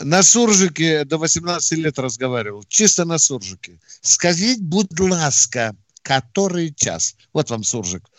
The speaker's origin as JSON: {"language": "Russian", "country": "Ukraine", "said": "я украинец"}